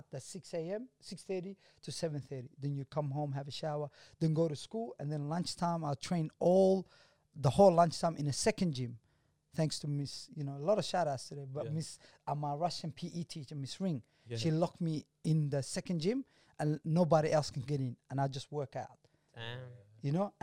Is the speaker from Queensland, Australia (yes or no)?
no; Heidelberg, Victoria, Australia; also born or lived in Chicago; growing up in Heidelberg